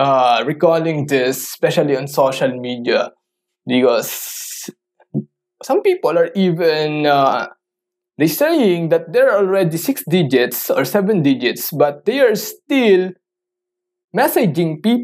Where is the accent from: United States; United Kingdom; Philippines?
Philippines; English is a second language; I'm a Filipino. I don't usually talk in English.